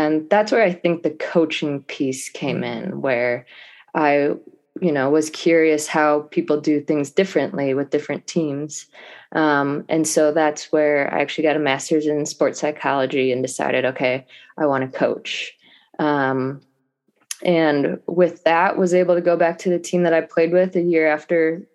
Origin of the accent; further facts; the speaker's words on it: Cleveland, Ohio, United States; in Ohio, because I'm from Cleveland